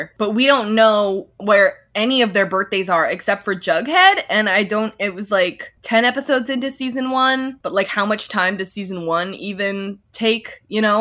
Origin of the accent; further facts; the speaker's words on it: Red Deer, Alberta, Canada; there was a burlesque show in Red Deer in my hometown every year